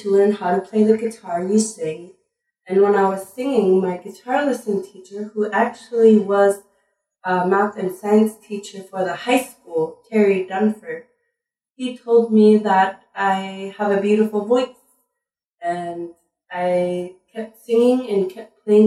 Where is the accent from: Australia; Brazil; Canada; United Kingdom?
Canada; Sanikiluaq, Nunavut; English is a second language; moved away; I grew up in a small island in the middle of the Hudson Bay called the Belcher Islands, in a town called Senekiloak, and it is a part of Nunavut.